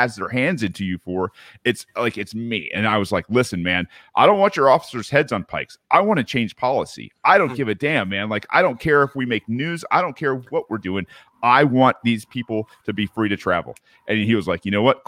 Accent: Georgia, United States; I grew up down here in Georgia in the South, like in the 80s and 90s

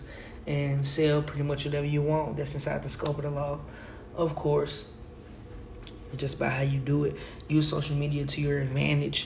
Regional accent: Oklahoma, United States; growing up in Oklahoma around mostly white people

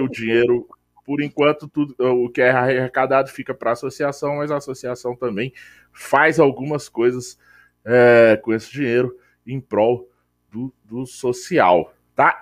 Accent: Brasília, Federal District, Brazil; a gente é de Brasília

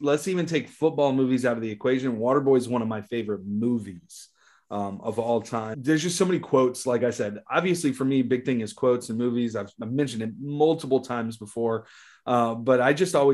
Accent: New Orleans, Louisiana, United States; we're both from the New Orleans area, Louisiana

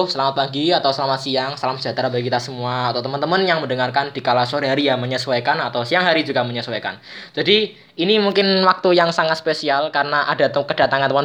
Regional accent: Kudus, Central Java, Indonesia; Kudus, guys. Jadi sama seperti saya.

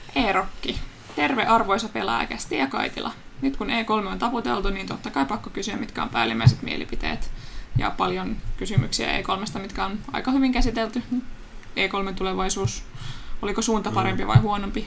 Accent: Turku, Southwest Finland, Finland; accent: Turku dialect; mun tulee turkulainen murre

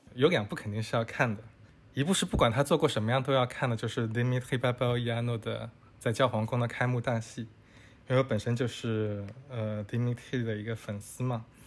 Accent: China; 我们中国人

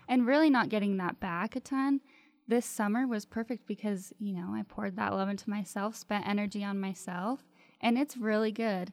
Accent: Elko, Nevada, United States; moved away; From a little redneck town in Nevada called Elko

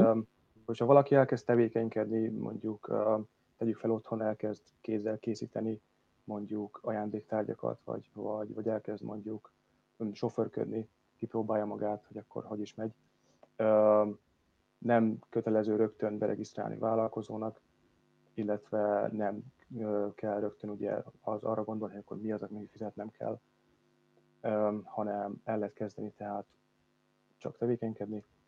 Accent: Hungary; moved away as an adult; now in England, United Kingdom

